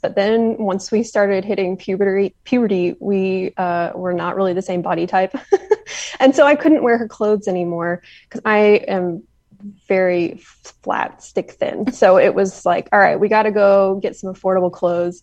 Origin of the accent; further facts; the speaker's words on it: Nashville, Tennessee, United States; now in Knoxville, United States; I'm from the Nashville area originally